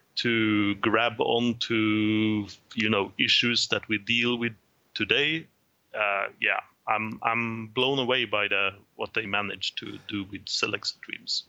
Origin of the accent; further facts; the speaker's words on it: Trondheim, Trøndelag, Norway; from my hometown of Trondheim, Norway.